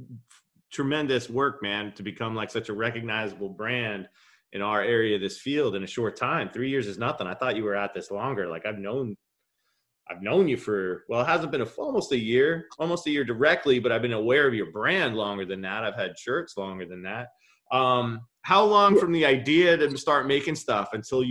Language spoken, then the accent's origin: English; Long Island, New York, United States; I'm coming from Long Island as a skater